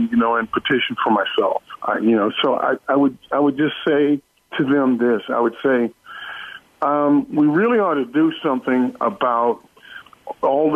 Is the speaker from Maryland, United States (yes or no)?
yes; Baltimore, Maryland, United States; moved away as an adult; when I grew up in Baltimore, the neighborhoods were like individual little barrels in a little town.